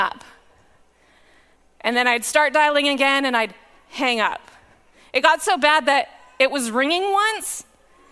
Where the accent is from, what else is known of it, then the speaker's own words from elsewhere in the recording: Powell River, British Columbia, Canada; moved away as an adult; also born or lived in Lower Mainland, British Columbia; I grew up in Powell River, and I came to faith in the Four Square Church in Powell River